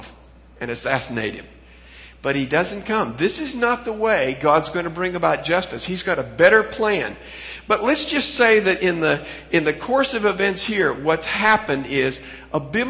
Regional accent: Pacific Northwest, United States; I came from the Pacific Northwest

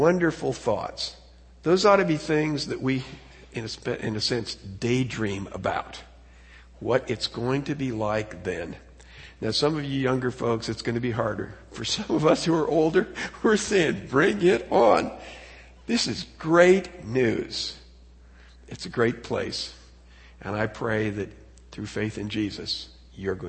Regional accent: United States; as an American

